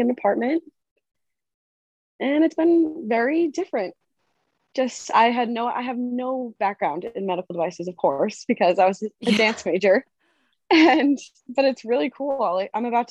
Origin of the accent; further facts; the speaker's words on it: Massachusetts, United States; moved away as an adult; now in New Jersey, United States; from Massachusetts, but I now am a Jersey girl